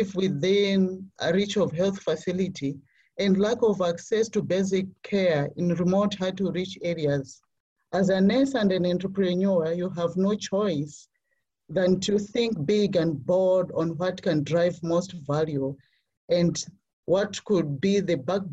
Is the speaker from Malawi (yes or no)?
yes; Malawi; So I'm from Malawi, a landlocked country with a population of over 18 million.